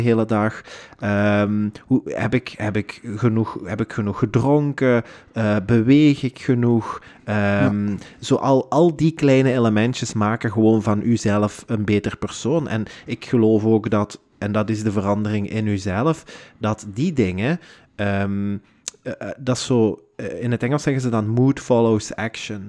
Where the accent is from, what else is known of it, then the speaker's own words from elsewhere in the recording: Houthalen-Helchteren, Flanders, Belgium; wij zijn allebei van Hoytalen